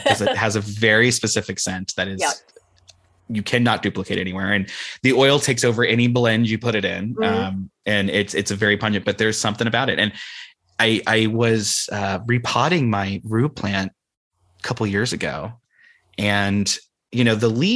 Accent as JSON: {"language": "English", "region": "Ohio", "country": "United States", "tie": "born or raised there", "moved": "yes", "lives_now": "San Francisco Bay Area, United States", "said": "when I was growing up in Ohio"}